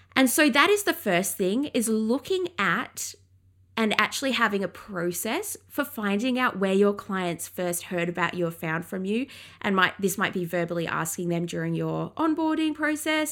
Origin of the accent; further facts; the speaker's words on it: England, United Kingdom; I grew up in England